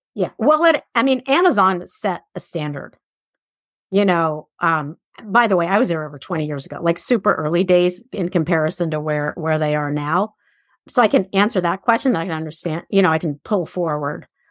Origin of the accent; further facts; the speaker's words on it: Iran; moved away; I grew up in Iran at a day and age where a lot of girls were raised to be married